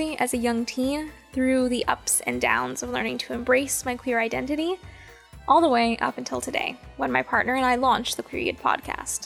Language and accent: English; Southern California, United States; I was born and raised in Southern California